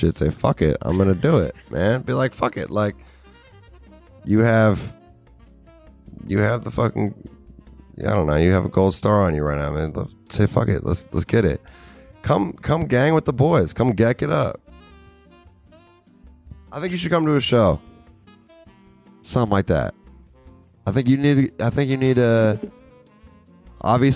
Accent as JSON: {"language": "English", "region": "Minnesota", "country": "United States", "moved": "as an adult", "said": "I never thought I was going to leave Minnesota when I was 20"}